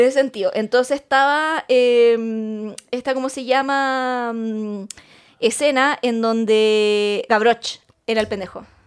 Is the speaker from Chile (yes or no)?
yes; Chile; nosotros somos de Colombia, Chile, Latinoamérica